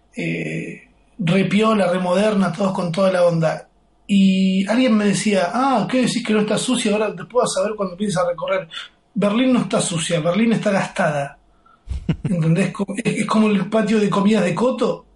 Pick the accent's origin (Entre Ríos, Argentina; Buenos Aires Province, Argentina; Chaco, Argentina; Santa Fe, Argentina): Buenos Aires Province, Argentina; also born or lived in Palermo, Buenos Aires; now in Buenos Aires, Argentina; nosotros venimos de un barrio que se llama Tordera, que es el conurbano